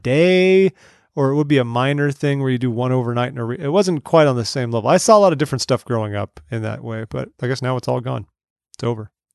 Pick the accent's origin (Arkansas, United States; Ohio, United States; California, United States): California, United States; Southern; I grew up in Southern California